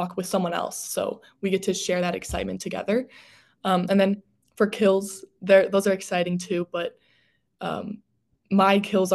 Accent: Ohio, United States; moved away as an adult; now in Atlanta, United States; I'm from Ohio in a pretty rural town

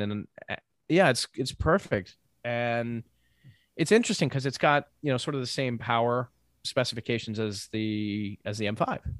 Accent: Maine, United States; I'm from Maine

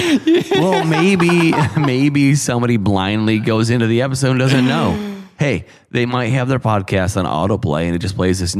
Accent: Syracuse, New York, United States; I will say I'm from upstate New York. I'm from Syracuse, New York.

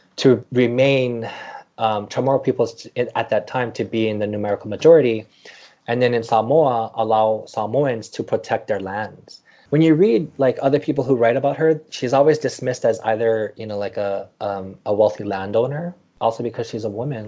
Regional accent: Maui, Hawaii, United States; also born or lived in Visayas; now in New York, United States; I grew up on Maui

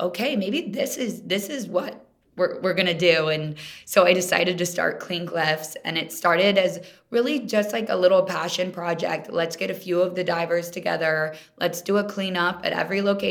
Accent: Kansas City, United States; moved away; also born or lived in Minnesota; I'm from Kansas City originally. I didn't grow up around the ocean or water

